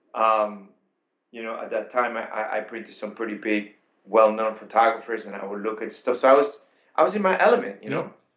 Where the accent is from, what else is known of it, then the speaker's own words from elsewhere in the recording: Panama; also born or lived in Queens, New York, United States; now in New York, United States; I'm an immigrant from Panama, and I came in 1986